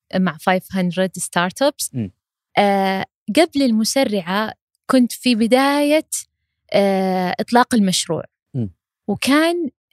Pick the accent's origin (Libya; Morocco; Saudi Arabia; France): Saudi Arabia; عندنا في المملكة العربية السعودية